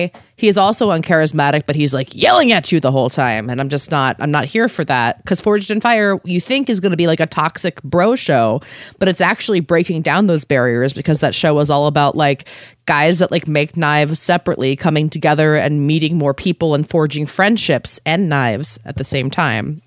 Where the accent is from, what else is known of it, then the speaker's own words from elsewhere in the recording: Maryland, United States; moved away as an adult; also born or lived in Philadelphia; I'm from Maryland originally